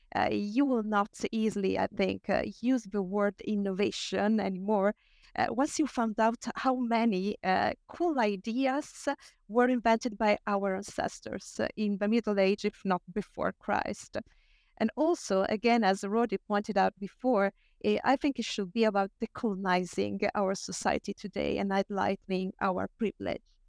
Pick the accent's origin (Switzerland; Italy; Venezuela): Italy; I share my home country, Italy